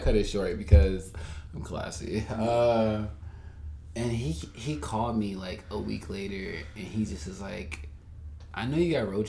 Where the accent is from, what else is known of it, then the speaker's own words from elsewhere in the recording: the South, United States; Because you know, growing up in the South, you think, let me pray it away